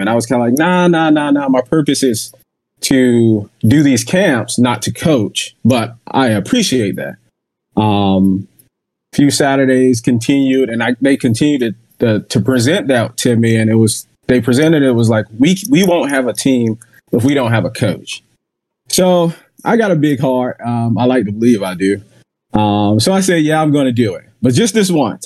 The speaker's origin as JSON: {"language": "English", "town": "Jacksonville", "region": "Florida", "country": "United States", "moved": "yes", "said": "I'm originally from Jacksonville, Florida"}